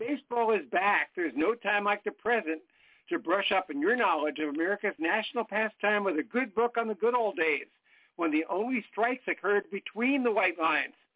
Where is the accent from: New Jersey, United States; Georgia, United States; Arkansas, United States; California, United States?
New Jersey, United States; also born or lived in Syracuse, New York